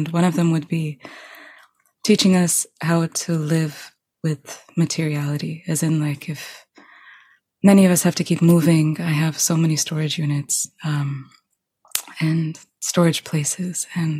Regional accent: New York, United States; born there; I was born in New York. That is fact.

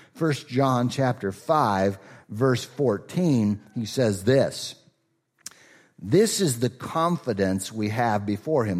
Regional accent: Rochester, Minnesota, United States; moved away; I'm from Rochester

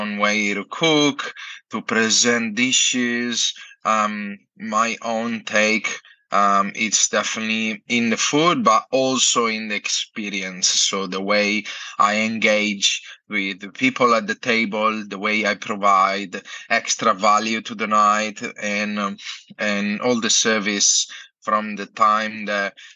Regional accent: Italy; moved away as an adult; now in Australia; I'm from Italy and I'm a chef

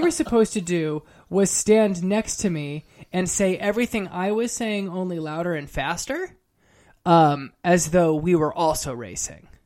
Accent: California, United States; also born or lived in Harlem, New York; now in New York, United States; I'm originally from California. I live in New York now

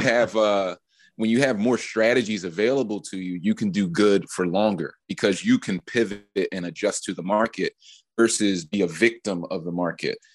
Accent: Philadelphia, Pennsylvania, United States; growing up in Philly

